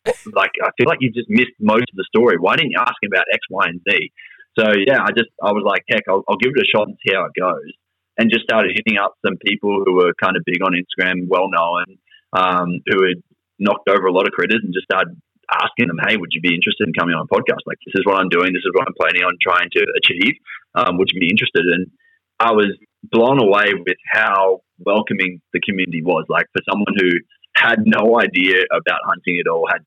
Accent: Toowoomba, Queensland, Australia; moved away as an adult; also born or lived in Rockhampton, Queensland / Springsure, Queensland; now in Brisbane, Australia; then we moved down to Toowoomba, and I did most of my schooling years in Toowoomba.

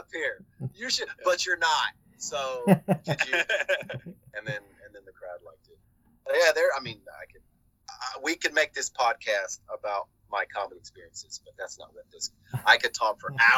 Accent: Georgia, United States; moved away as an adult; also born or lived in New York City, United States; I'm originally from Georgia and moved to New York

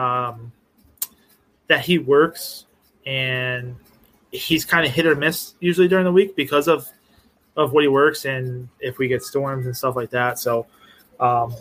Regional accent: South Florida, United States; moved away; I grew up in South Florida

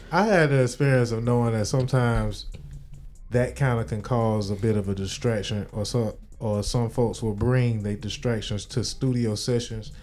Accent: Miami, Florida, United States; I'm from Miami

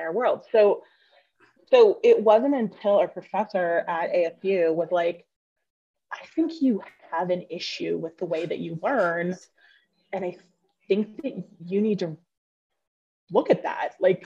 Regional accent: Phoenix, Arizona, United States; also born or lived in Omaha, Nebraska; I grew up here in Phoenix

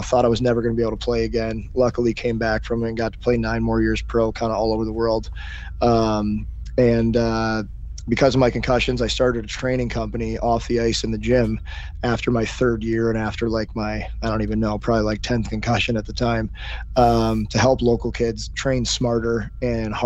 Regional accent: St. Louis, Missouri, United States; I grew up in St. Louis.

